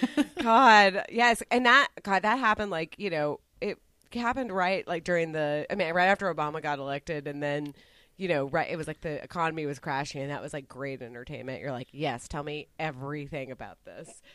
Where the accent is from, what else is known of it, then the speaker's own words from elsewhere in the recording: Dallas, Texas, United States; where I grew up in Dallas, very heavily uh, Republican